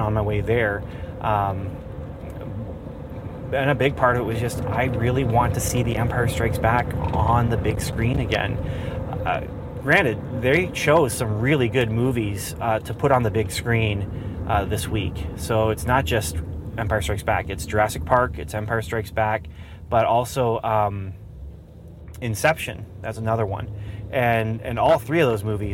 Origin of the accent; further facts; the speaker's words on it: Ontario, Canada; growing up in Canada